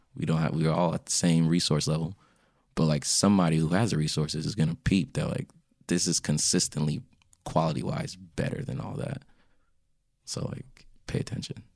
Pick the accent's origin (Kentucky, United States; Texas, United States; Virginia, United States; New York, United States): Virginia, United States; Springfield; also born or lived in Washington, D.C.; I was born in D C, grew up in Springfield, Virginia, but both my parents are from Ghana